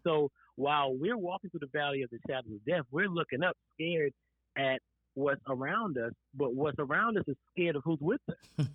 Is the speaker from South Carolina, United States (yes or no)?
yes; Florence, South Carolina, United States; we both are from South Carolina.